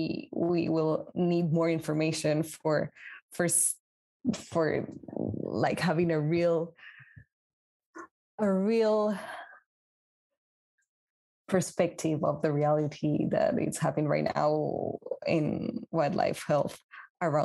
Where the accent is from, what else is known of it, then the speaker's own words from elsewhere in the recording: Peru; now in France; I'm from Peru